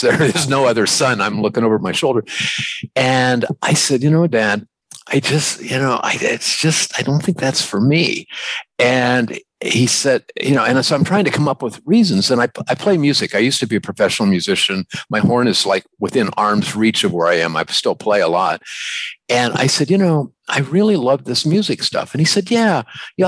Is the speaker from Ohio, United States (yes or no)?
yes; New Philadelphia, Ohio, United States; I grew up in New Philadelphia, Ohio.